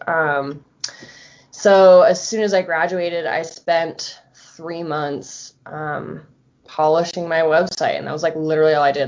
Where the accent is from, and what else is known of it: Florida, United States; born or raised there; moved away as an adult; now in Colorado, United States